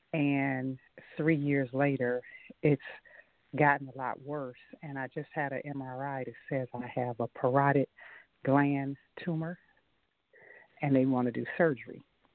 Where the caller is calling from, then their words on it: Michigan, United States; I'm calling from Michigan.